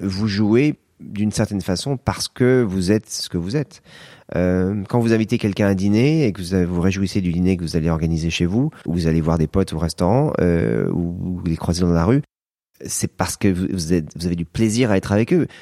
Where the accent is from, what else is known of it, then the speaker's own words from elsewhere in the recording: France; je suis français